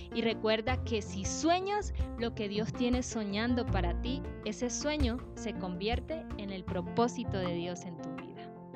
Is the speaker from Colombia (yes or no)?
yes; Sampués, Sucre, Colombia; moved away; Yo nací en San Pues